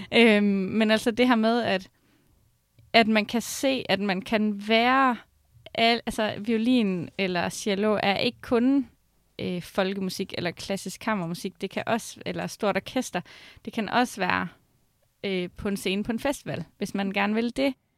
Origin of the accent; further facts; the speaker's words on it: Skive, Central Denmark Region, Denmark; der, hvor jeg kommer fra, så spiller man mest fodbold og håndbold